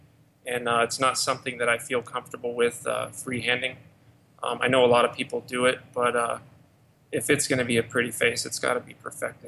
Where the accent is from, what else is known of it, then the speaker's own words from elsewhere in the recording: Los Angeles, California, United States; moved away as an adult; now in Arizona, United States; born and raised in Los Angeles. I've been there for 33 years